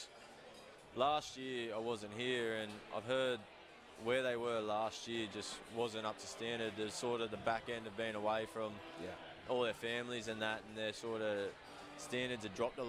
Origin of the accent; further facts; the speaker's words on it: 1.5-2 hours north of Newcastle, New South Wales, Australia; moved away as an adult; now in Auckland, New Zealand; Newcastle's basically my hometown team. I grew up an hour and a half, 2 hours north of there.